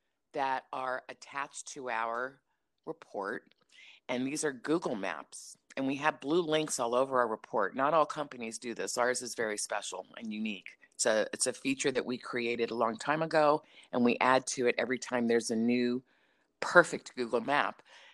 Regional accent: Maryland, United States; now in California, United States; I came from the East Coast in Maryland 32 years ago to California, and it's done 100% different over there.

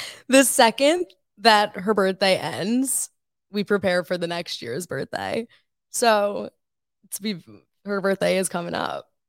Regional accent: Woodbury, New York, United States; I am from Woodbury, New York. It's on Long Island

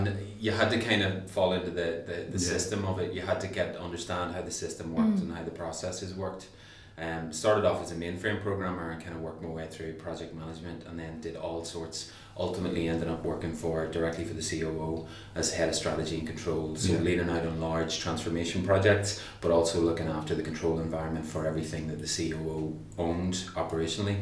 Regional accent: Newry, Northern Ireland, United Kingdom; moved away as an adult; also born or lived in Belfast; I'm from Northern Ireland originally, and I grew up in a place called Newry, just north of the border.

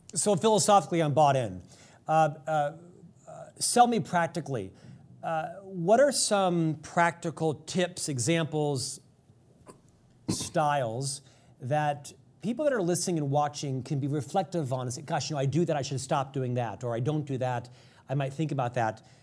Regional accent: United States; as an American

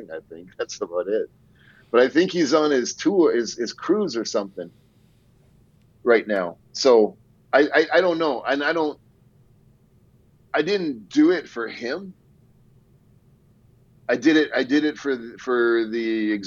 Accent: Canada; we're both Canadian

